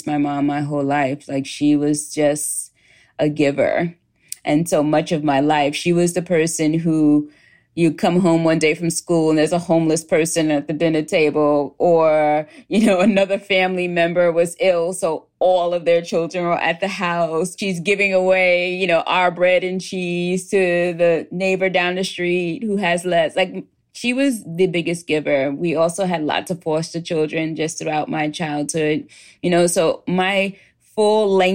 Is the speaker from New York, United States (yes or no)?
yes; New York City, New York, United States; I lived in a working class neighborhood in Queens, New York.